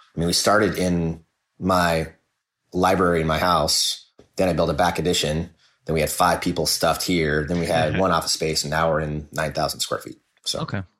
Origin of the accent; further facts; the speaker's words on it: Kansas City, United States; I grew up in Kansas City.